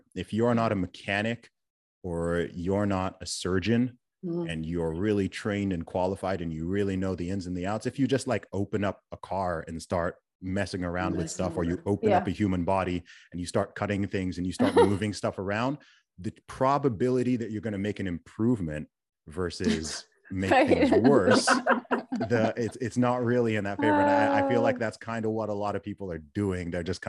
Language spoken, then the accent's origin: English; Saudi Arabia; also born or lived in England; I myself was born in England and I'm a British citizen. I grew up in Saudi Arabia.